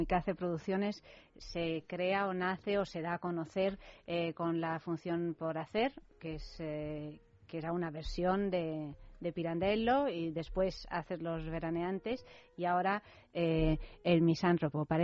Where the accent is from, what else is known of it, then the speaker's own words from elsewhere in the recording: Italy; Spanish is a second language; yo soy italiana.